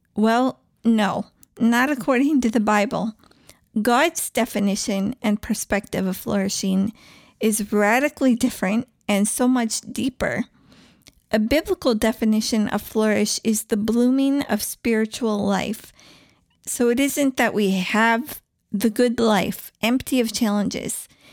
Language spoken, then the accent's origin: English; East Coast, United States; moved away; also born or lived in Southwest / India; I grew up on the East Coast